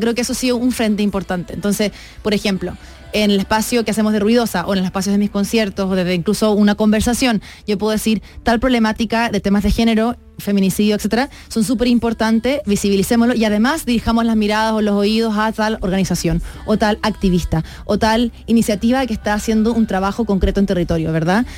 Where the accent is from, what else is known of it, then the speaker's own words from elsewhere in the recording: Chile; moved away as an adult; now in Mexico; yo soy, claro, soy de Chile